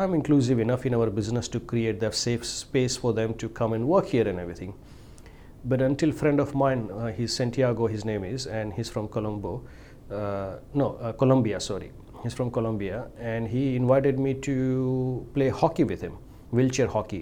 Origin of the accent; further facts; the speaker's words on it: India; moved away as an adult; now in Australia; I'm from India